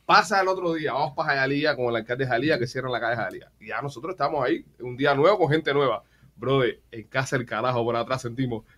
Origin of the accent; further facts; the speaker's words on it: Cuba; a los cubanos nos llegó más